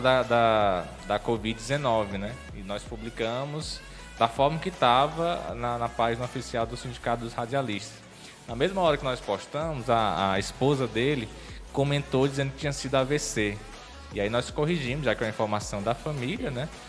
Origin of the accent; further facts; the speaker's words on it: Maracanaú, Ceará, Brazil; now in Sobral, Brazil; eu sou de, de Maracanaú, que é a região metropolitana aqui de, de Fortaleza.